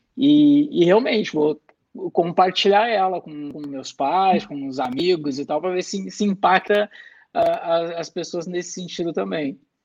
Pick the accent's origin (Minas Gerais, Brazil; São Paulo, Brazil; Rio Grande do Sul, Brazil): Rio Grande do Sul, Brazil; Eu sou gaúcho